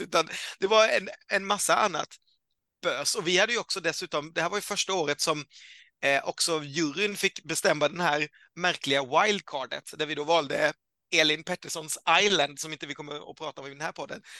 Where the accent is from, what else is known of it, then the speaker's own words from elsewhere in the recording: Karlskrona, Blekinge, Sweden; moved away; Jag är ju född i Karlskrona